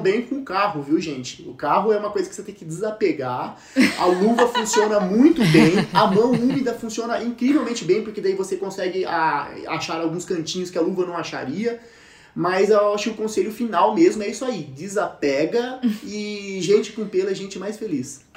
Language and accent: Portuguese; Campinas, São Paulo, Brazil; nós somos de Campinas aqui